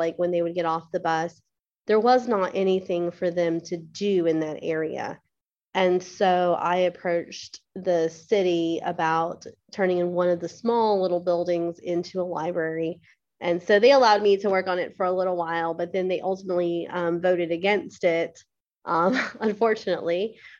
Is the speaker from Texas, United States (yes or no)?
no; Augusta, Georgia, United States; also born or lived in Blythe, Georgia; I grew up in Augusta. I moved here with my family when I was 5. So I was homeschooled by my parents, and we moved to the Blythe area roughly when I was around 10.